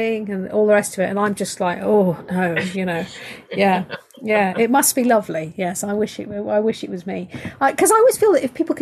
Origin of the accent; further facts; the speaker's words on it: United Kingdom; I'm British